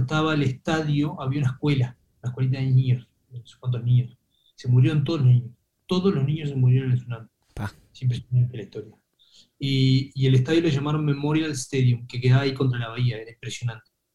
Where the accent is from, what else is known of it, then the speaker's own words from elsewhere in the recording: Uruguay; en Uruguay, viste, que estamos acostumbrados a la vida sana